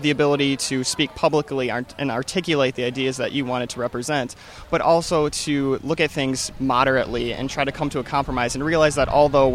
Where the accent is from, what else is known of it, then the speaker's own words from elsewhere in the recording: Watertown, South Dakota, United States; from Watertown, South Dakota